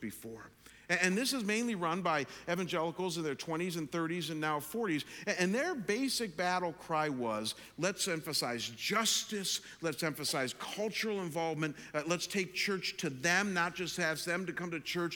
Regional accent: Chagrin Falls, Ohio, United States; now in Arizona, United States; Chagrin Falls, my hometown

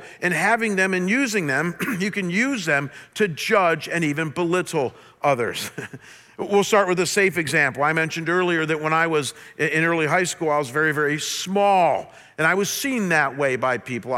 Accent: a small town outside of Cleveland, Ohio, United States; growing up in a small town outside of Cleveland

